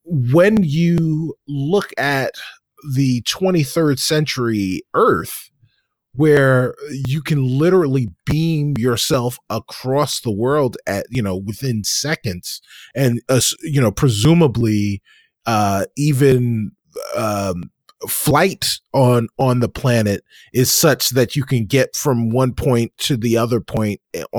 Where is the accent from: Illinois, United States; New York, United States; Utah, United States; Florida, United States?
New York, United States; now in Chicago, United States; because as a New Yorker, you say coffee. And it's one of those things. But as a person who now lives in the Midwest and lives, you know, specifically in Chicago and has for now a dozen years